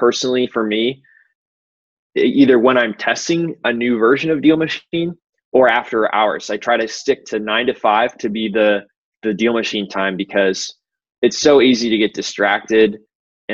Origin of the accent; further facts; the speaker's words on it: St. Louis, Missouri, United States; much of it was in St. Louis where I grew up